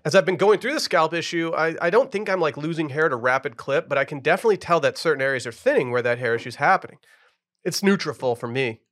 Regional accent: Harbor Springs area, Michigan, United States; moved away; Harbor Point Golf Course, my hometown course growing up, just did laps on that as a kid

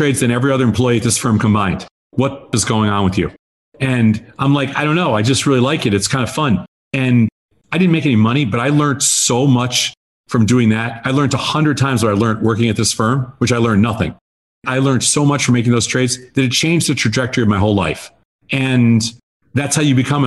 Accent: outside of New York, United States; moved away as an adult; also born or lived in Chicago; I grew up in outside of New York, and I'd never been west

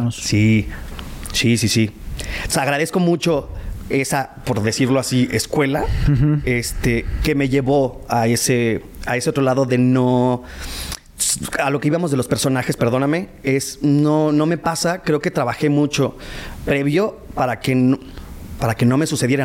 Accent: northern Mexico, Mexico; accent: norteño; mi acento

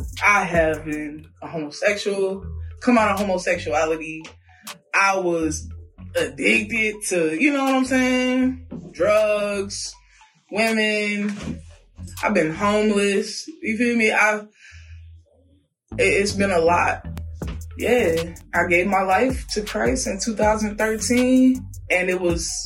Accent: Louisiana, United States; moved away; also born or lived in Virginia; I'm from Louisiana originally. Moved to VA with my grandmother

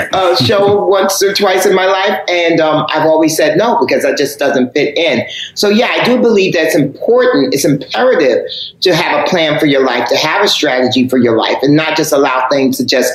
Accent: Harlem, New York, United States; You know, I'm from Harlem.

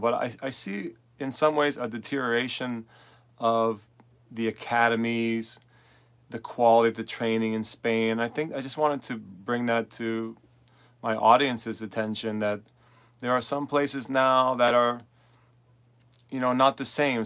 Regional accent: New York City, New York, United States; moved away as an adult; now in Manchester, Vermont, United States; I'm originally from New York City

